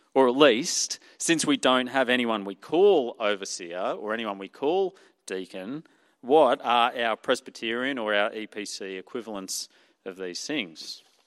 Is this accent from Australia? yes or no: yes; Australia; accent: Ocker; my Ocker accent